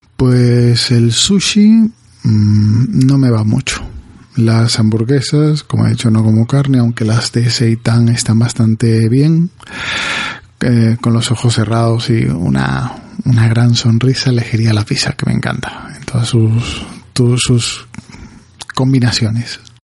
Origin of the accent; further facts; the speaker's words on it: Galicia, Spain; Estoy en Galicia y soy un gallego más